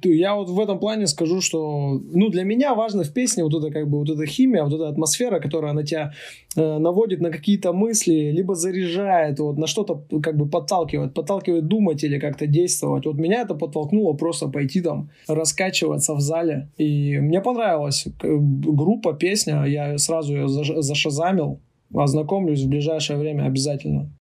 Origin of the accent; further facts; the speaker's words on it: Urals, Russia; я сам же родом с Урала, то есть с тех мест